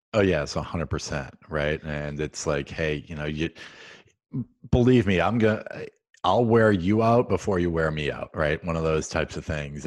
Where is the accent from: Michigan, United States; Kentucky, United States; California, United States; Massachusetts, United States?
Massachusetts, United States; Central; I grew up in Central Mass